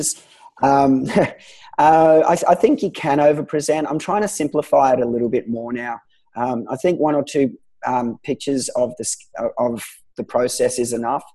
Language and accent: English; Gold Coast, Queensland, Australia; I was a guy from the Gold Coast